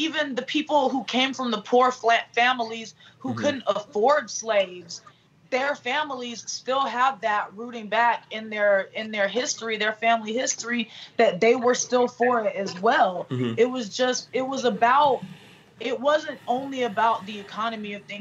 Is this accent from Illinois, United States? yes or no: no; Southeast Georgia, United States; also born or lived in Germany; I grew up in Southeast Georgia